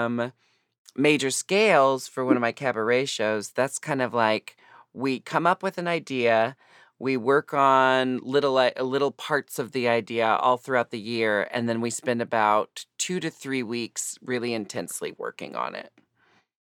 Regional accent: Portland, United States; moved away; also born or lived in Seattle; I'm from Portland

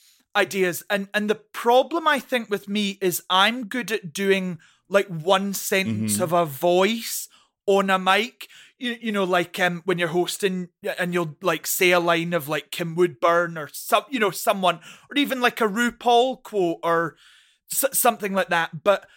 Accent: Scotland, United Kingdom; I come from the Scottish drag scene where there isn't a lot of money.

